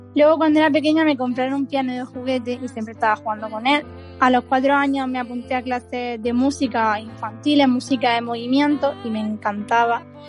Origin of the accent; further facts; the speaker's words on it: Pulpí, Andalusia, Spain; Almería, las playas de Almería, claro, yo en mi tierra las recomiendo siempre.